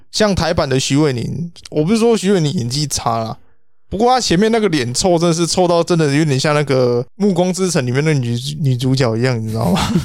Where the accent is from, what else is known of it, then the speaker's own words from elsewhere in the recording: Taiwan; 我们台湾这边